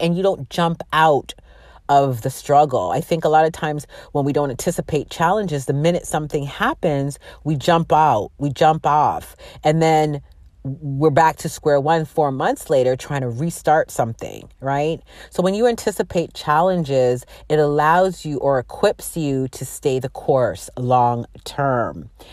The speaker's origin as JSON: {"language": "English", "country": "Canada", "tie": "born or raised there", "said": "My parents are from Jamaica, and they migrated uh, to Canada, and that's where I was born"}